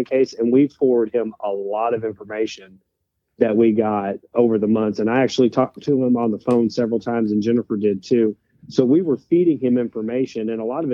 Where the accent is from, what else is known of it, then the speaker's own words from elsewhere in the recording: Oregon, United States; now in Arkansas, United States; in Oregon where I grew up